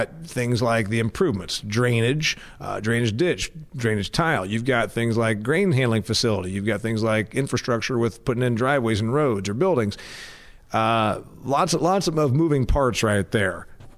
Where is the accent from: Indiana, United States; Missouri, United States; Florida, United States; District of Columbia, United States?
Indiana, United States; And I'm from Indiana. You're from Illinois. And it's a little different where we're from.